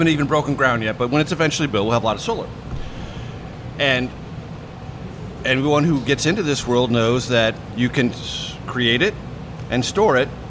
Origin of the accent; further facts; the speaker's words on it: San Diego, California, United States; moved away; I was back in my hometown of San Diego not too long ago